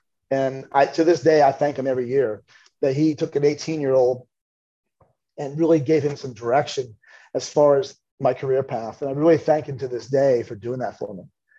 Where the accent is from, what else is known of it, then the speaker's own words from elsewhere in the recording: Philadelphia, Pennsylvania, United States; growing up in Philadelphia